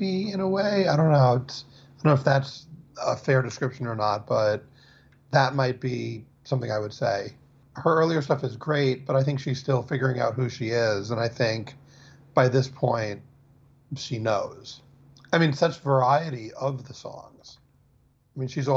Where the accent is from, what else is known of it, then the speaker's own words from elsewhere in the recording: New York City, New York, United States; I'm not from Long Island, but I'm from New York City